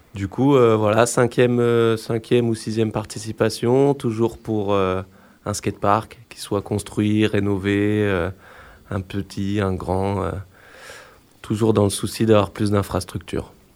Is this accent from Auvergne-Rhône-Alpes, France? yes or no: yes; Grenoble, Auvergne-Rhône-Alpes, France; je suis grenoblois